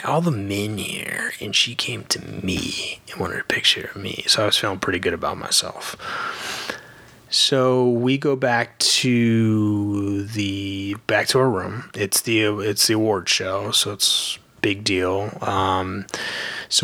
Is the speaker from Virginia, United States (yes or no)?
yes; Virginia, United States; I'm from Virginia. I live in Richmond.